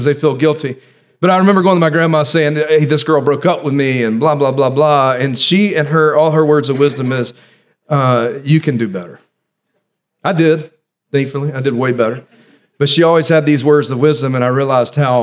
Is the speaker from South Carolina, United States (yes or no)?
yes; South Carolina, United States; when I was growing up in December, there was a possibility of snow here in South Carolina